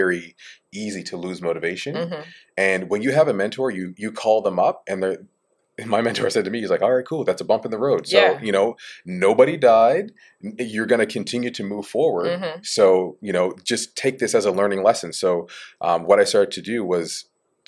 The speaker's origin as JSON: {"language": "English", "area": "East Coast of Canada", "region": "Atlantic Canada", "country": "Canada", "moved": "yes", "lives_now": "Bermuda", "said": "I come from Canada, East Coast"}